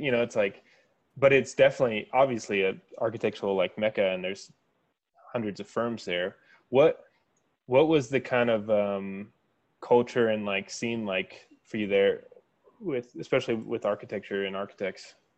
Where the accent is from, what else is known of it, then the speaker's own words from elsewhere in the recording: Kansas, United States; I grew up in Kansas and just went to Kansas State